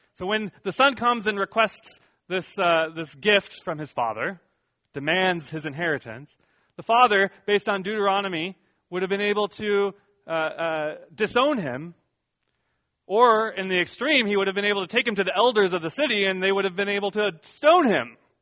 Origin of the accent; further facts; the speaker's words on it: Iowa, United States; moved away; also born or lived in San Diego, California; Now I'm from Iowa